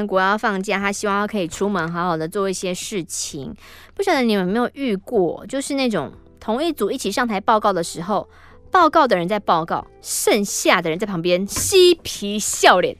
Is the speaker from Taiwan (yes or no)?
yes; Taiwan; 说我们是从台湾来的